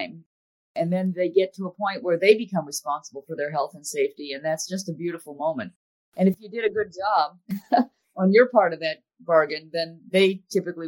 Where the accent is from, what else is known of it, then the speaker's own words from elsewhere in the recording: Villa Park, Illinois, United States; moved away; I grew up outside of Chicago in a little suburb called Villa Park